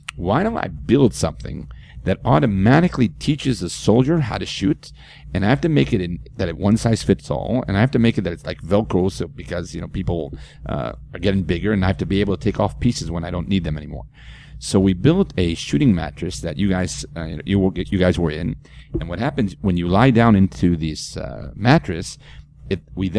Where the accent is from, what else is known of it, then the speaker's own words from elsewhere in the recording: Israel; moved away; I'm from Israel.